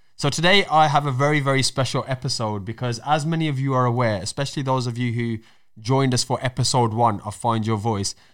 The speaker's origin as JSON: {"language": "English", "town": "Wolverhampton", "region": "West Midlands", "country": "United Kingdom", "tie": "born or raised there", "accent": "Black Country, Wolverhampton", "said": "my accent kind of falls under black country 'cause that's where I was born, but also I got a Wolverhampton accent as well."}